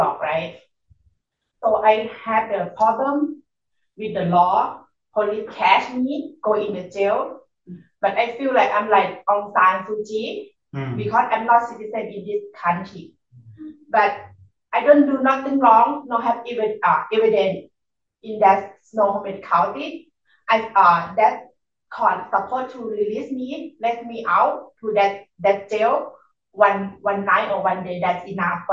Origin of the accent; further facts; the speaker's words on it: Chiang Mai, Thailand; English is a second language; now in Washington, United States; I'm from Chiang Mai, north of Thailand.